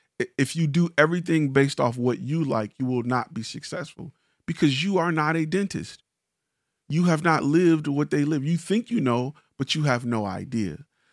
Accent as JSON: {"language": "English", "town": "Detroit", "region": "Michigan", "country": "United States", "said": "I'm from Detroit where, you know, we do this type of dance and Chicago do that type of dance."}